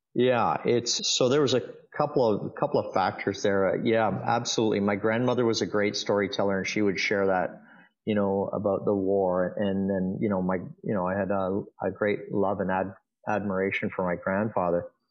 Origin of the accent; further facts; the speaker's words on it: Dundas, Ontario, Canada; also born or lived in Hamilton; I was born in Hamilton and and raised in a town called Dundas